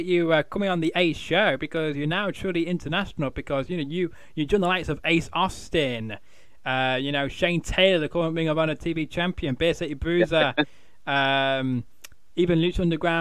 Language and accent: English; Manchester, North West England, United Kingdom; I'm a Mancunian